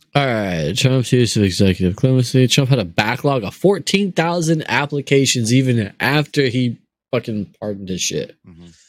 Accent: Maricopa County, Arizona, United States; he was the sheriff in my hometown for 24 years

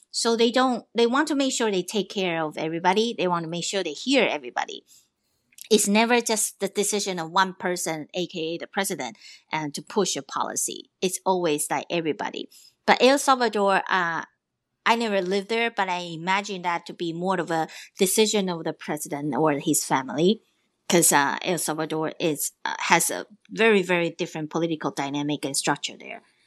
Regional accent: Taiwan; I'm from Taiwan, so I am also a Pacific Islander at heart

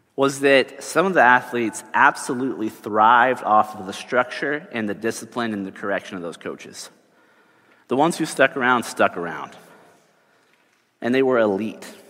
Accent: Texas, United States; I grew up in Texas

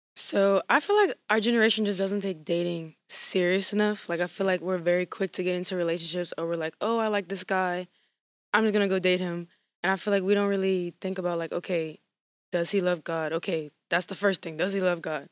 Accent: Lafayette, Louisiana, United States; I'm from Lafayette, Louisiana

